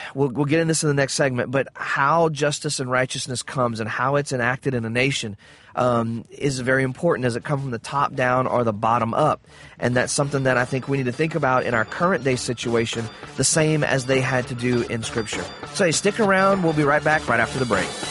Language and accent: English; the South, United States; I grew up in the South